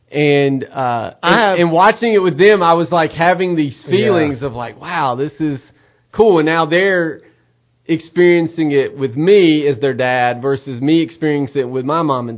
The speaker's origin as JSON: {"language": "English", "region": "Middle Tennessee", "country": "United States", "tie": "born or raised there", "also_born_or_lived": "Cornersville, Tennessee", "moved": "as an adult", "lives_now": "East Tennessee, United States", "said": "I grew up in Middle Tennessee."}